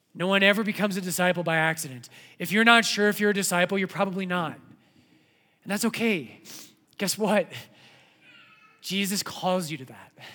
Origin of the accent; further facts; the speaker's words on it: Colorado, United States; when I was a kid growing up in Colorado